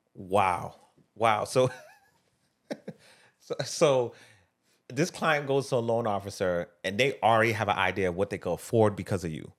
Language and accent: English; Boston, Massachusetts, United States; I grew up in Phil's Corner, right? It's, it was, at the time, it was one of the worst places to live in, uh, Boston